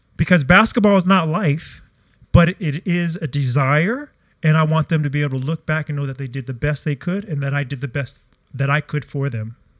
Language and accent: English; United States; moved away as an adult; now in Australia; I came from America